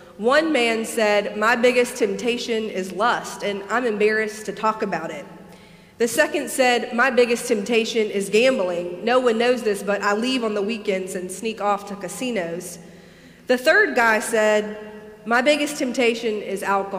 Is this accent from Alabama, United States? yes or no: yes; Alabama, United States; moved away; growing up in Alabama